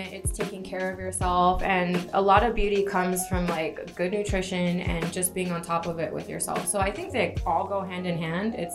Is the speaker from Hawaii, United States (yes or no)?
yes; Hawaii, United States; moved away as an adult; also born or lived in California; now in Las Vegas, United States; I'm originally from Hawaii. I'm a local girl